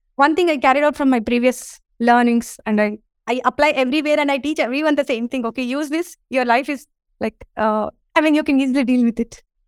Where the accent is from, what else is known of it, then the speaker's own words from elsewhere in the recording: India; I'm from India